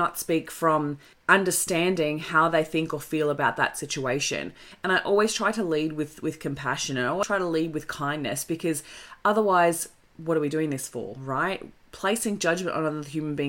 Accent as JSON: {"language": "English", "country": "Australia", "said": "It comes from being the Aussie battler. Like, we constantly celebrate Aussie battlers. And it's like, okay, understandably, that's where we've come from. That's our culture"}